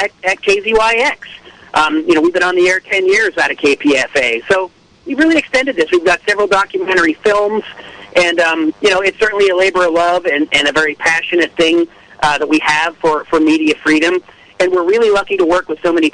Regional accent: outside of Pittsburgh, Pennsylvania, United States; I was born and raised outside of Pittsburgh, Pennsylvania, in a working class family

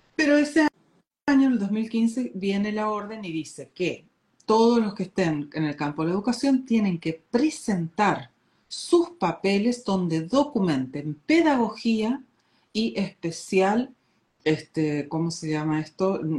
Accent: Argentina; moved away as an adult; also born or lived in Corrientes, Argentina / Uruguay; now in Oslo, Norway; soy nativa argentina, pero radicada acá en Oslo, Noruega, hace muchos años

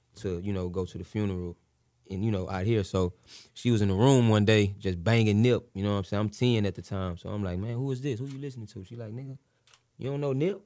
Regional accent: Missouri City, Texas, United States; I'm from the Mo

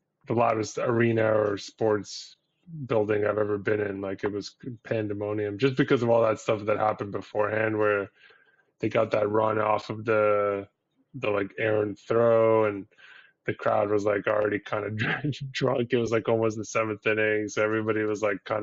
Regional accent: Ottawa, Ontario, Canada; moved away as an adult; also born or lived in Syria; now in Toronto area, Canada; we're all from Ottawa.

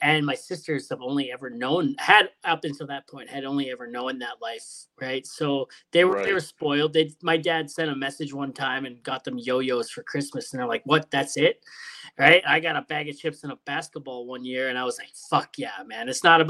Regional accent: Hamilton, Ontario, Canada; also born or lived in Sault Ste. Marie; Originally, I'm out west now, but, you know, I'm from Hamilton originally. So we moved up north for a bit to the Sault Ste. Marie.

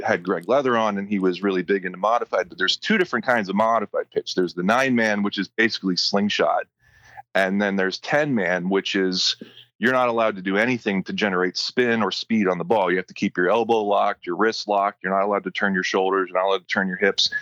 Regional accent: Erie, Pennsylvania, United States; born and raised in Erie

